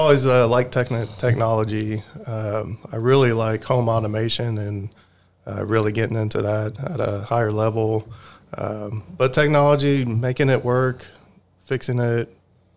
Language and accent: English; Texas, United States; also born or lived in Detroit, Michigan / Birmingham, Michigan; we moved down here or in the early 80s. So I was only a little boy at that time and grew up on the northwest side of town